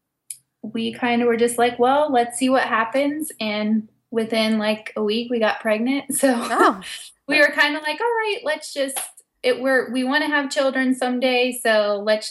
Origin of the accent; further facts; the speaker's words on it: West-Central Ohio, United States; I ended up moving back to my hometown where I grew up and found a job in hospice care.